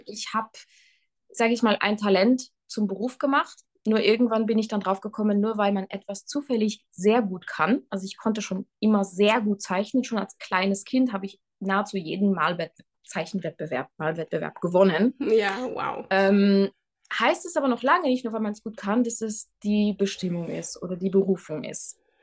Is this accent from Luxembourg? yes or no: yes; Luxembourg; moved away as an adult; also born or lived in Switzerland / Tyrol, Austria; Ich äh, bin gebürtige Luxemburgerin